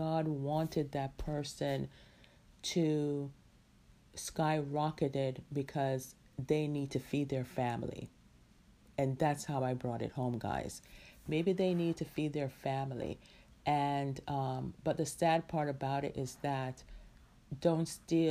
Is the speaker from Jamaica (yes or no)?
yes; Jamaica; who's in Jamaica, my hometown